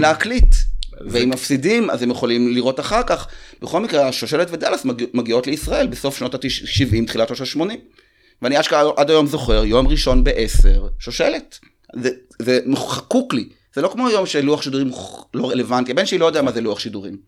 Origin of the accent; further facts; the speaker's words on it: Rehovot, Central District, Israel; אנחנו מרחוב, אז זה מחולק. הצפון זה אשכנזי, ליד מכון ויצמן, הדרום זה שעריים ומר מורק. אז היינו כאילו, אני ממש ככה זוכר שבכיתה ג' לקחו אותי להפגין נגד האינטגרציה